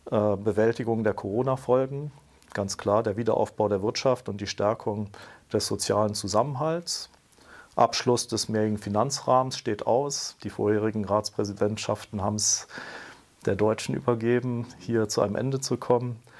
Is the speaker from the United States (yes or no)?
no; Brussels, Brussels-Capital Region, Belgium; Ich bin in Brüssel aufgewachsen und habe dort sozusagen quer durch die Schulzeit Europa aufgesogen in einer Zeit, wo Europa noch im, im Entstehen war